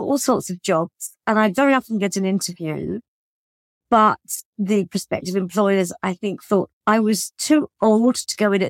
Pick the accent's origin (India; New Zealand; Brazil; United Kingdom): United Kingdom; moved away as an adult; also born or lived in Paris, France; as a British person